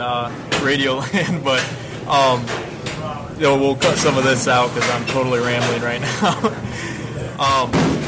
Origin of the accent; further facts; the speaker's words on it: Central Lake, Michigan, United States; We went up to Central Lake, Michigan, my hometown